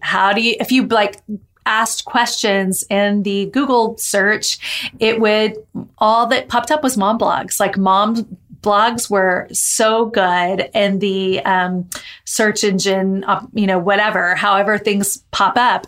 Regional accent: Texas, United States; I'm in from Texas

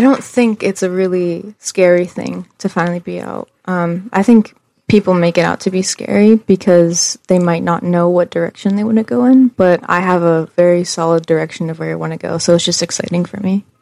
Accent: DuBois, Pennsylvania, United States; I grew up in the same house in Du Bois for mostly all my life

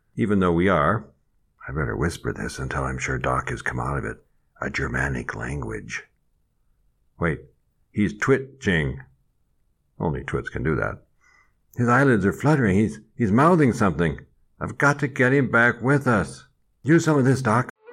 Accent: Midwest, United States; accent: Midwest; also born or lived in Des Moines; now in France; they do love my Midwest accent over here

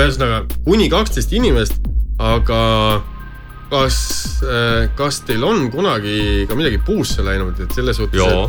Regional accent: Estonia; meie kui eestlased

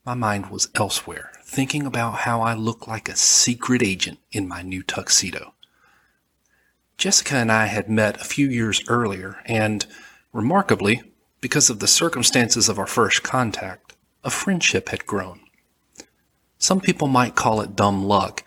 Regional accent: Alabama, United States; accent: southern; I'm from Alabama, and I have a southern accent

